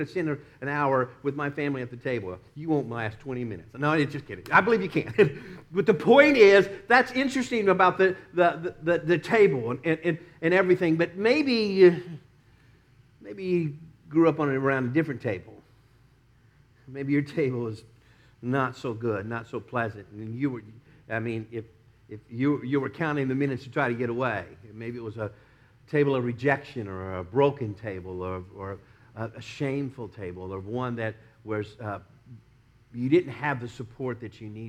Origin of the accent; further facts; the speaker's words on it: Dallas, Texas, United States; now in Tampa, United States; we'd be growing up in Dallas